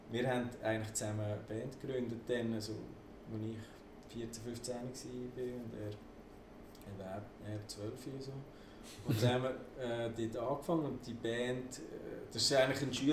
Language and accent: German; Aargau, Switzerland; Ich kann ja einfach auf Schweizerdeutsch singen. Mhm. Nur ist das einfach als Aargauer irgendwie nicht so verbreitet gewesen